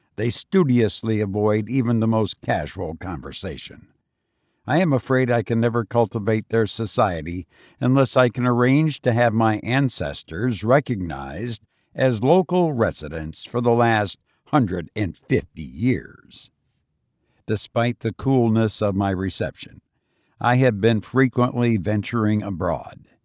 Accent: Illinois, United States; now in Las Vegas, United States; I visited my home state of Illinois and it was bitter cold, something I'm not used to after living in Las Vegas for as long as I have

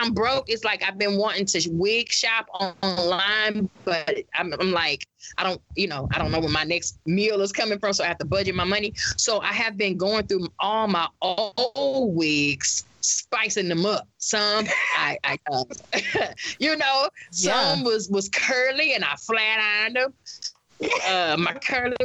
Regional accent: the South, United States; I'm from the South

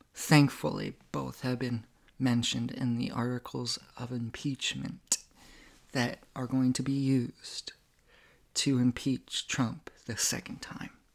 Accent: United States

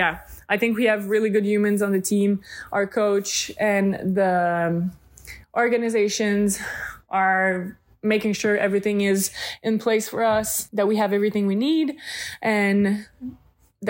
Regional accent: Repentigny, Quebec, Canada; moved away as an adult; now in Romania; I'm from Repentigny, Quebec

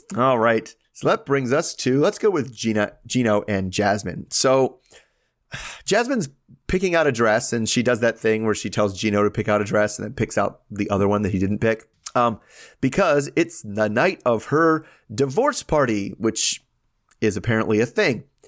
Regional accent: United States; I'm American

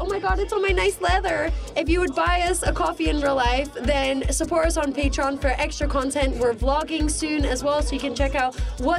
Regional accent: United States; Yeah, I'm American.

